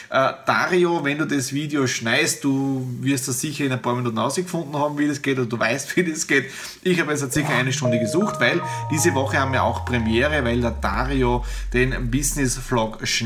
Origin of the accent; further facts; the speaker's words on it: Styria, Austria; ich bin ja aus der Südoststeiermark, aus dem ehemaligen Bezirk Bad Radkersburg